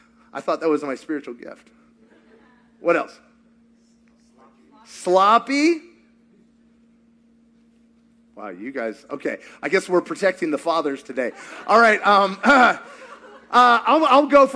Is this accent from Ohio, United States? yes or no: no; Kentucky, United States; I'm from Kentucky